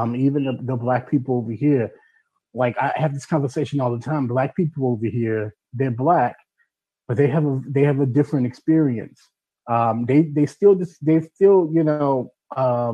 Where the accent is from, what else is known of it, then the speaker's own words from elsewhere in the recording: United States; now in United Kingdom; being an American here.